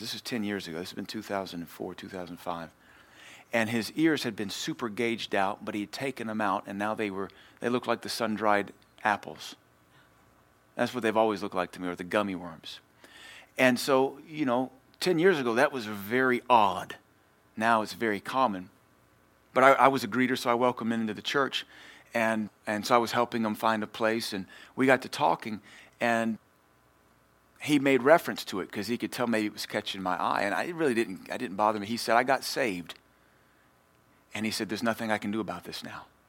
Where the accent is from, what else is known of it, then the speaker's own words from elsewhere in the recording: Louisiana, United States; I'm from Louisiana.